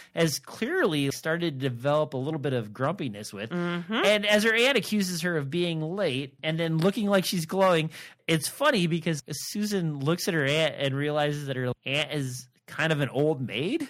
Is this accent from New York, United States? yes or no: no; Nebraska, United States; I'm from Nebraska